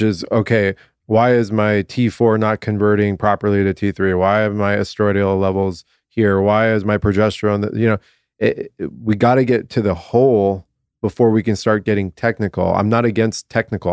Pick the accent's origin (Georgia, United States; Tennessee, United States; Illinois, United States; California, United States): California, United States; Southern; born and raised in Southern California